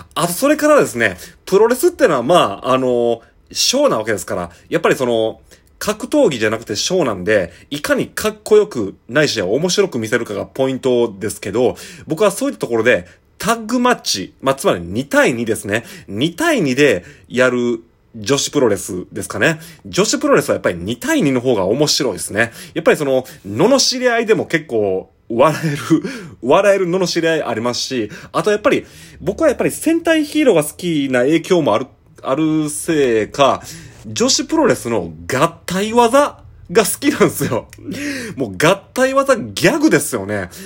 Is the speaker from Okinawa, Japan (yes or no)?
no; Shiga, Japan; now in Kobe, Japan; 僕はあの滋賀県出身でして、今神戸に住んでる